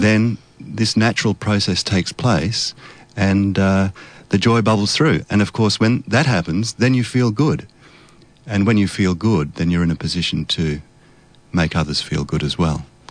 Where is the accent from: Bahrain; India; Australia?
Australia; my background is Polish. My parents are both Polish, so I grew up in Australia, and so I can speak Polish